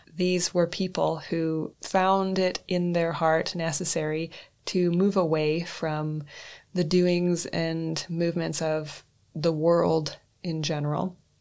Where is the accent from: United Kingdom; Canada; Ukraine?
Canada; northwestern Canada; now in Reykjavik, Iceland; I am a Canadian born human of European descent who grew up in northwestern Canada.